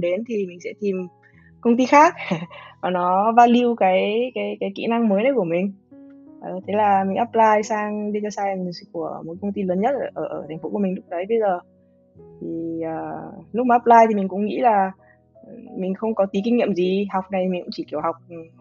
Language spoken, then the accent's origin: Vietnamese; Hanoi, Vietnam; moved away as an adult; now in United States; người người Hà Nội, mình sang à, Mỹ học